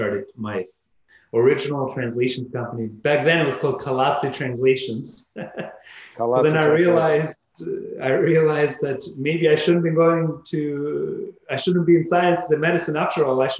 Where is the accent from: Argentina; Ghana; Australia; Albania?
Albania; now in Canada; I was born right by the border with Greece in Albania